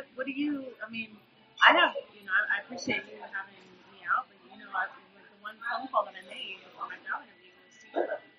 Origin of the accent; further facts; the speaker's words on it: Plano, Texas, United States; also born or lived in Corpus Christi, Texas / Dallas, Texas / Rio Grande Valley, Texas; now in Houston, United States; Yeah, I grew up in Plano. Oh, Corpus Christi, 10 years Plano, 10 years Dallas.